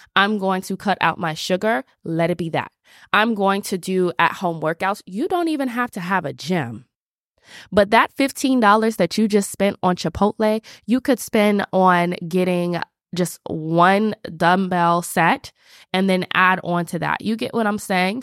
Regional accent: Atlanta, Georgia, United States; I'm from Atlanta

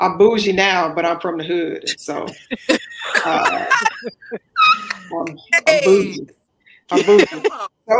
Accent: Baton Rouge, Louisiana, United States; also born or lived in New Orleans, Louisiana / Greenville, Mississippi; I was born in New Orleans, raised in Baton Rouge, and also Greenville, Mississippi

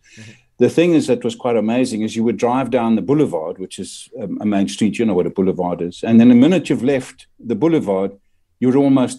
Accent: Rosiers, Belgium; born there; moved away; also born or lived in Belgian Congo; I was born in Belgium in 1953 in a little town called Rosiers in Belgium.

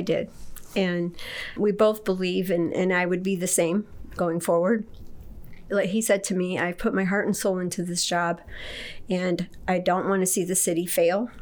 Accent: Detroit, Michigan, United States; moved away as an adult; also born or lived in Okinawa; now in Kendallville, United States; I was originally from Detroit. I was born and raised there, and I left in 1979

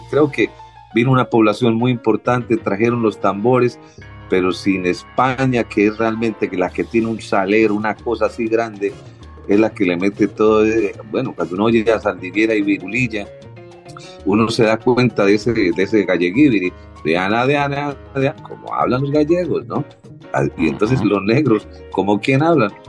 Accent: Havana, Cuba; born there; Y yo nací en Pueblo Nuevo, en Pueblo Nuevo, perdón, del otro lado de la calle de Zanja, a unos 300 metros del lugar.

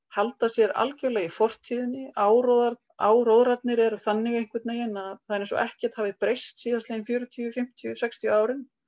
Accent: Reykjavík, Capital Region, Iceland; moved away as an adult; also born or lived in Skaftártunga; now in Kelduhverfi, Iceland; Ég er alveg upp í Euróbriðoltinu í Reykjavík

